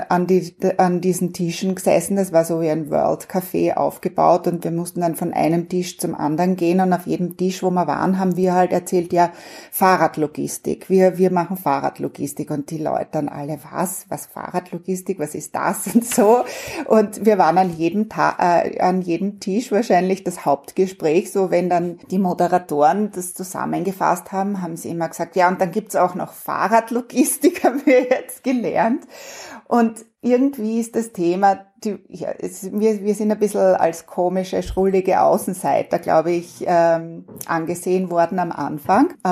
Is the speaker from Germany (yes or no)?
no; Vienna, Austria; ich bin ja Wienerin äh, ursprünglich und ich bin als Kind überhaupt nicht Rad gefahren.